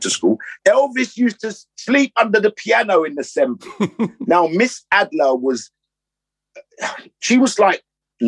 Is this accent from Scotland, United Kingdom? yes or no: no; London, United Kingdom; growing up in Notting Hill